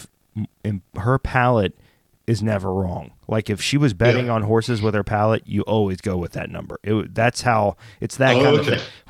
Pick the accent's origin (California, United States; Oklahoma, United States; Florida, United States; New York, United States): Oklahoma, United States; also born or lived in Texas; now in Philadelphia, United States; I grew up in Texas and then Oklahoma in Choctaw or Cherokee Nation, Oklahoma.